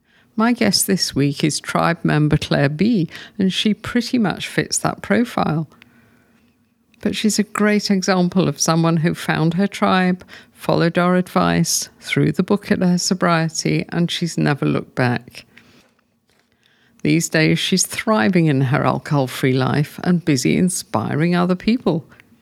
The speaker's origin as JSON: {"language": "English", "region": "England", "country": "United Kingdom", "moved": "as an adult", "said": "because when I came here from England, I was much older. I was 50, but I was drinking a lot in those days."}